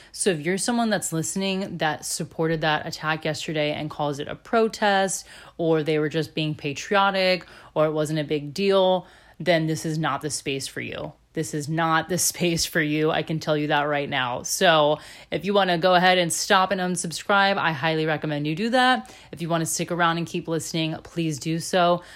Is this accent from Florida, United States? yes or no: yes; Florida, United States; moved away as an adult; also born or lived in Chicago / Germany; I'm originally from Florida, born and raised here.